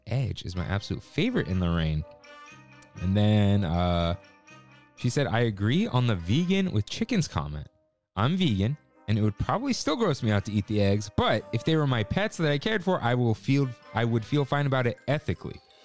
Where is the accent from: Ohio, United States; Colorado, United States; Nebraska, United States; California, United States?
California, United States; Pleasanton; also born or lived in San Jose / Santa Rosa; I was born in the South Bay, San Jose, grew up in the East Bay, Pleasanton